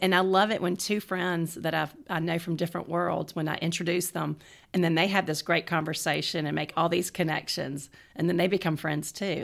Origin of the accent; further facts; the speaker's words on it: the South, United States; I was raised in the South